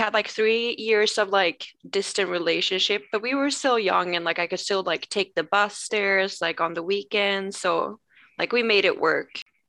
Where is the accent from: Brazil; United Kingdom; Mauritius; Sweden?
Sweden; Umeå, Västerbotten County; English is a second language; moved away as an adult; now in United States; In Sweden, I live like both me and my husband. We were born in Umeå. We met there 2010 when we were like 14 and 15.